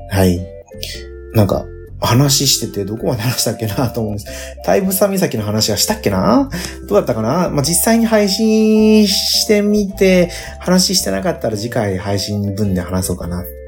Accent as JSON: {"language": "Japanese", "region": "Nagasaki", "country": "Japan", "tie": "born or raised there", "said": "うちの地元長崎ですけど。"}